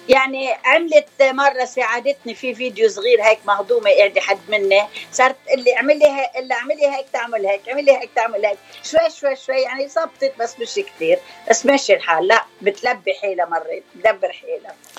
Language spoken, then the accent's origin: Arabic; Bechouen / Yahchouch, Keserwan-Jbeil, Lebanon; moved away as an adult; now in United States; ضيعتين صغار كثير انا خلقانه من بشوين